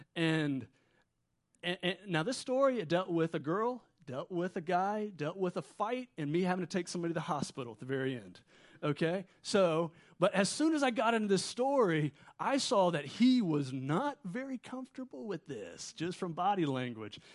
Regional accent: Wilmington, North Carolina, United States; moved away as an adult; now in Middle East; I'm from Wilmington. My parents are still here, so every time we come back here, we base out of here. And I kinda grew up here

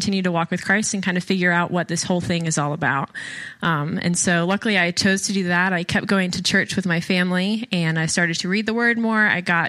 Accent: Charlotte, North Carolina, United States; now in Wilmington, United States; I grew up in Charlotte, North Carolina. I'm the youngest of three sisters, and we grew up in a Christian home with two wonderful parents who loved the Lord and taught us to love the Lord.

